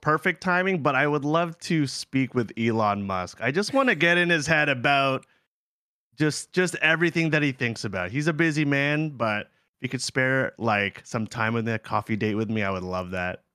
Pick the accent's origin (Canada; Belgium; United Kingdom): Canada; Ontario; also born or lived in South Korea; We're both from Ontario